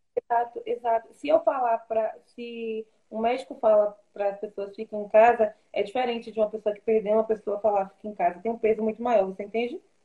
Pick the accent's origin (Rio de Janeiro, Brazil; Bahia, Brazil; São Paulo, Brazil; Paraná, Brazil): Bahia, Brazil; Salvador; moved away; Eu sou de Salvador, por exemplo. Eu não sou daqui.